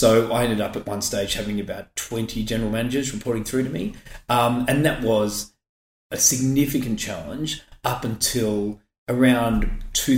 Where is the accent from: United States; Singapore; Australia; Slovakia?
Australia; Brighton, Victoria; I grew up in Brighton, went to Brighton Grammar, very much that South Road, North Road, Nepean Highway border.